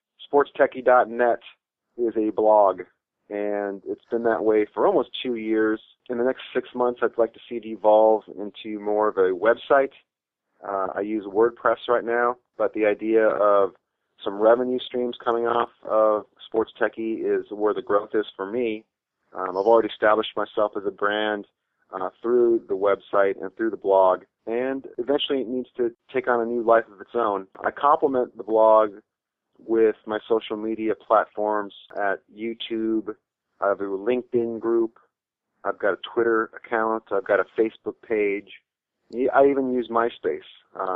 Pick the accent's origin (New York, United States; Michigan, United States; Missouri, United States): Michigan, United States; East Lansing; born there; I have to go back to when I was born. I was born in Spartan Village at Michigan State.